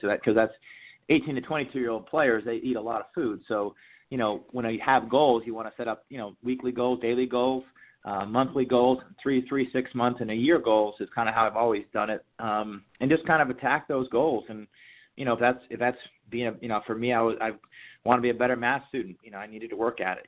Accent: Jay, Maine, United States; moved away as an adult; growing up in Maine

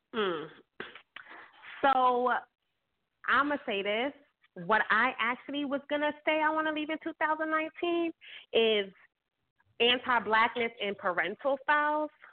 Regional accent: New York City, New York, United States; I grew up in Bed Stuy.

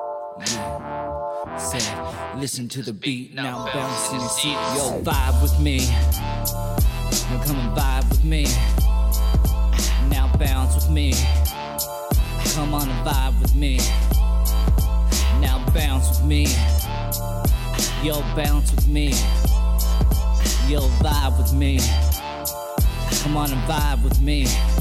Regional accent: Logan, Iowa, United States; also born or lived in Sioux City; especially Sioux City, that's where I was born. I was raised in Logan, where I lost my beat.

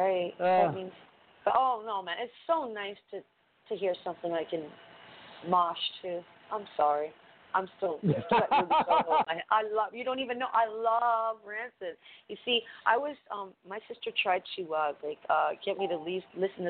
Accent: Toronto, Ontario, Canada; But I grew up on Queen Street, where this is the norm

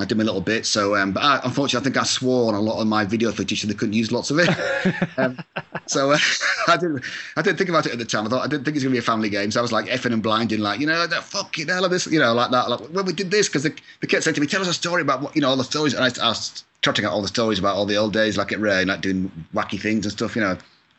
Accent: Scotland, United Kingdom; now in Agoura Hills, United States; I'm from Scotland, so I've got a couple of my cousins are in Scotland

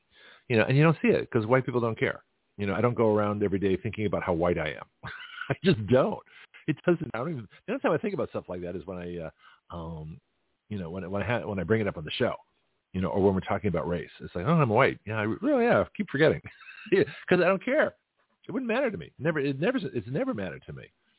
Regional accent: San Francisco, California, United States; now in Milton, United States; So here I am from San Francisco.

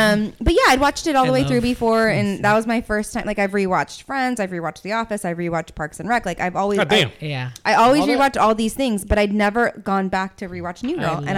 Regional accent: Chico, California, United States; Maybe that's also a Chico thing. I had to learn that growing up.

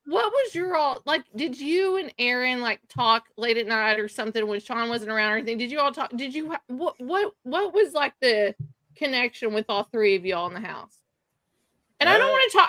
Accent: the South, United States; accent: southern; I love my southern accent

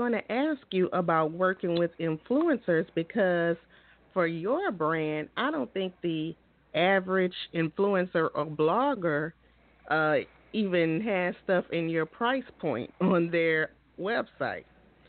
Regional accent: Louisiana, United States; I'm from Louisiana, and there are people here in Louisiana that has the last name Honoré.

